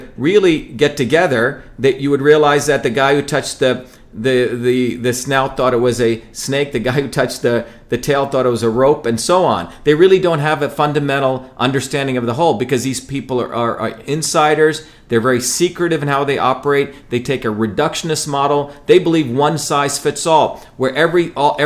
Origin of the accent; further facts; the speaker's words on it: Mumbai, Maharashtra, India; moved away; also born or lived in a village in South India; I grew up in Bombay, which is a very, very different world